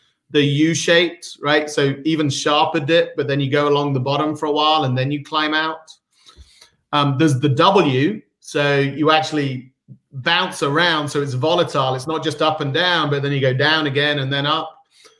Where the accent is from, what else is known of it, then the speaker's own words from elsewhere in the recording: United Kingdom; now in United States; So I am a Brit, sort of born and raised, but been in Silicon Valley for the last 24 years. So I'm somewhere mid-Atlantic at this point.